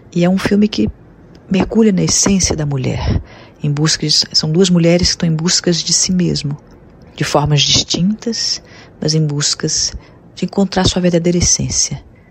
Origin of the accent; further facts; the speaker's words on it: Rio de Janeiro, Brazil; Rio de Janeiro, a cidade onde eu nasci